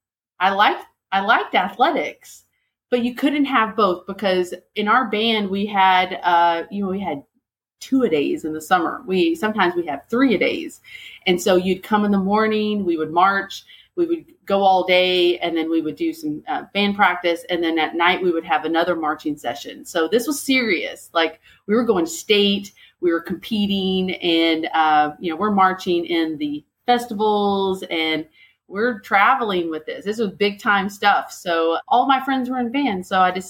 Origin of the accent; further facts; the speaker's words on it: Denver City, Texas, United States; I was born and raised in West Texas over in the Panhandle. And so I'm a small town West Texas girl. We had three stoplights, a little town called Denver City